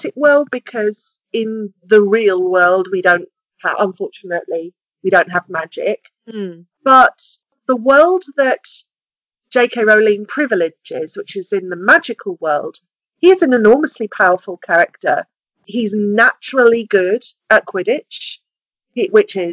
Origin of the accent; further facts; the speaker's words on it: United Kingdom; We're a very small country